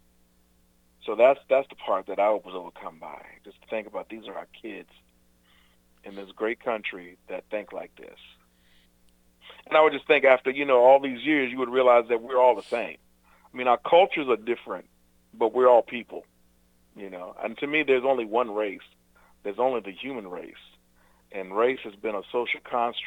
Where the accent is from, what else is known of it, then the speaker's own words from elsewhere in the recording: the South, United States; also born or lived in Virginia; now in North Carolina, United States; growing up in the South my entire life.